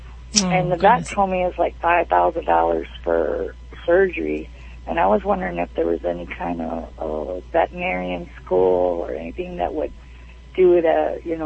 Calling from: Bayport, Michigan, United States; Bayport, Michigan.

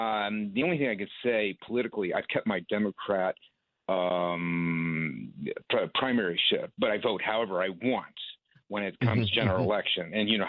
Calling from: New York, United States; Upper West Side.

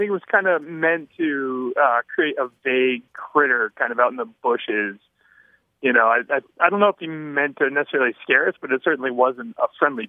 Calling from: Vermont, United States; Hi, how are you? … I'm calling from Southern Vermont.

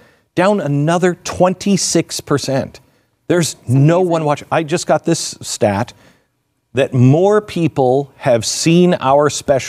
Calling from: New Mexico, United States; I'm in America. I'm calling from New Mexico, and I am seeing sex trafficking worse than I've ever seen.

